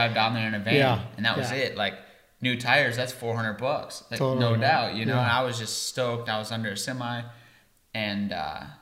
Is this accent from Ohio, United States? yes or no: no; Iowa, United States; moved away; I'm from Iowa